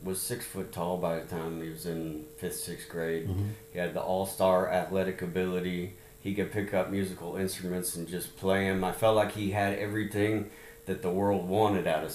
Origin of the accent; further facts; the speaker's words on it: Laguna Hills, California, United States; moved away as an adult; also born or lived in Chattanooga, Tennessee / Louisiana / Sugar Land, Texas; by the time I was seven, I was in California, Southern California, Laguna Hills. And that's kind of where I grew up till, you know, I stayed there till I was 20 years old.